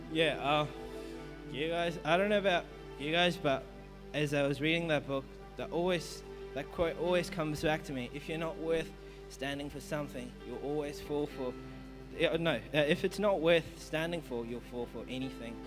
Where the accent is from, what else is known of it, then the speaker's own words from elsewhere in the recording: Melbourne, Victoria, Australia; I'm from Melbourne, and my parents are Indian